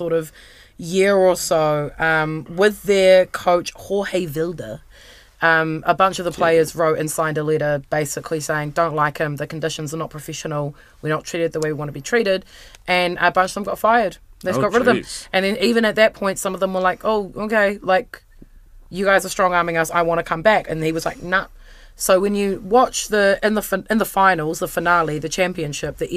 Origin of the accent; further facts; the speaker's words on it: New Zealand; I was born in Aotearoa, New Zealand girl